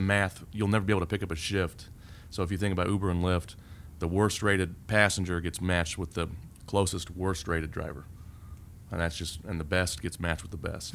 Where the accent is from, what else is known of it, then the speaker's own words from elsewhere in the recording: Indianapolis, Indiana, United States; also born or lived in Fort Myers Beach, Florida; now in Indianapolis, United States; I grew up here